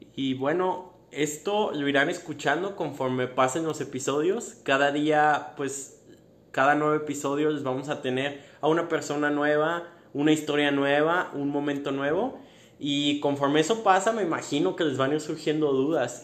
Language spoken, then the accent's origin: Spanish; Guadalajara, Jalisco, Mexico; Yo vengo de Guadalajara